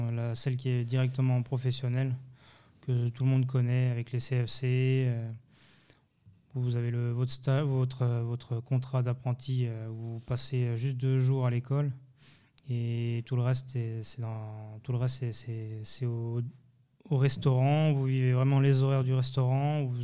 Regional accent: France; born there; also born or lived in Geneva / Thonon; mes parents sont d'origine portugaise. je suis de parents immigrés. Je suis né en France, mais après j'ai vécu entre Genève et Tonon.

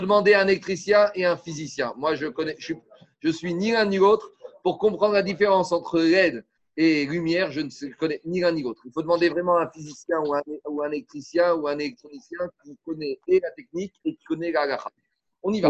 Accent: France; chez nous en France

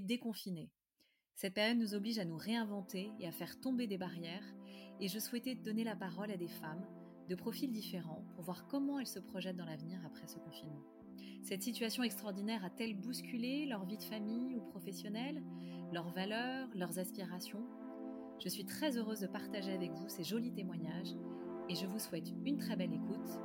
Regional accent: Paris, Île-de-France, France; je suis parisienne

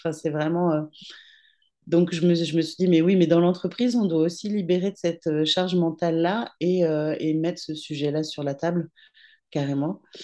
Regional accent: Brittany, France; je suis une petite bretonne

